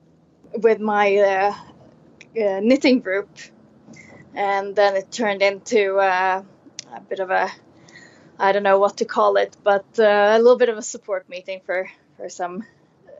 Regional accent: Sweden; also born or lived in Austria / Czech Republic / United States; now in Singapore; I'm from Sweden originally, but I haven't lived there for a long time.

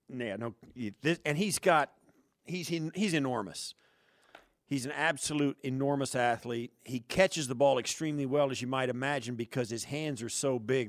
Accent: Western Kansas, United States; moved away; I grew up in Western Kansas

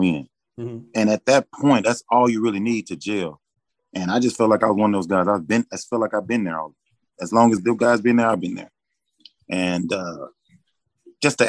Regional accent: Texas, United States; also born or lived in Chicago; my home state

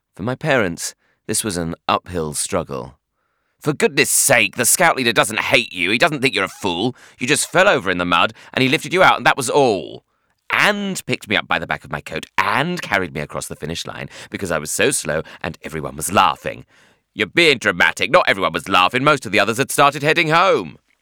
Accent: Bromley, London, United Kingdom; I hated the suburbs, namely my hometown of Bromley, and I was living at home with my parents

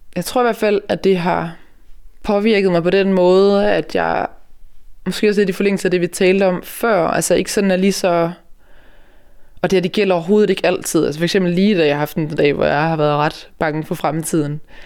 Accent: Denmark; vi som danskere

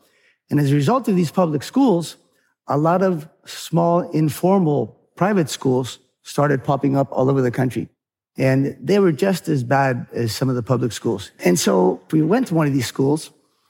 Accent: California, United States; And then I grew up partly in California.

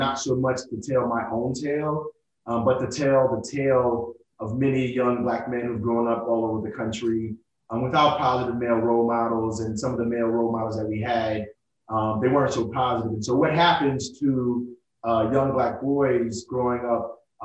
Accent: New York City, New York, United States; also born or lived in Italy; I'm from Brooklyn, New York

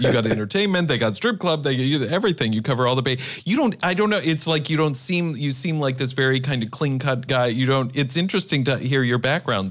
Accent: Iowa, United States; moved away; also born or lived in Minneapolis / New York / Los Angeles; I grew up in the Midwest. I grew up in Iowa, and then I moved to Minneapolis and New York and L

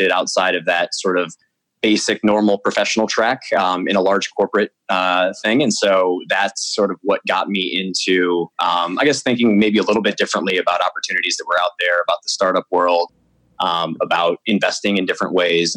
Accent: Michigan, United States; moved away as an adult; now in Paris, France; I grew up mostly in Michigan

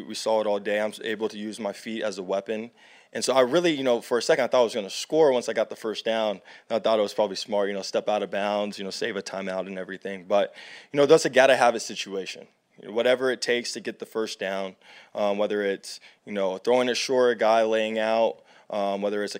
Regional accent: Alpharetta, Georgia, United States; moved away; also born or lived in Arizona; I'm from Alpharetta, so just 30 minutes up the road from here

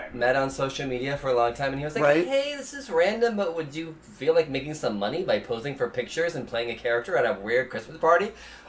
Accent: Midwest, United States; I grew up in the Midwest

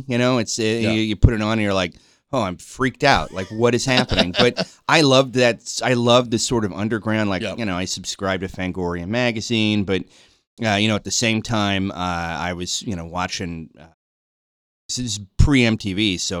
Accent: Seattle, Washington, United States; I grew up in Seattle.

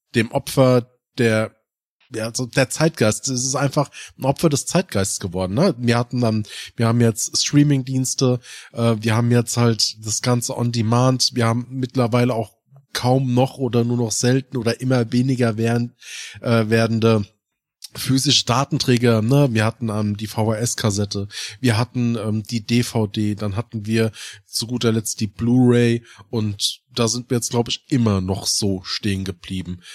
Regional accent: Hesse, Germany; im der Ortschaft, wo ich aufgewachsen bin

